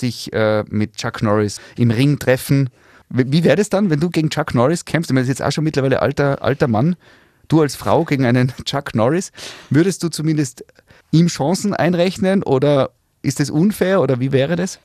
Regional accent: Tyrol, Austria; wir Tiroler

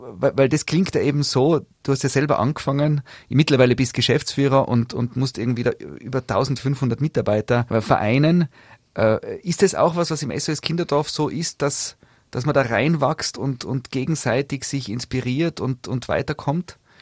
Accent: Tyrol, Austria; bei uns in Tirol

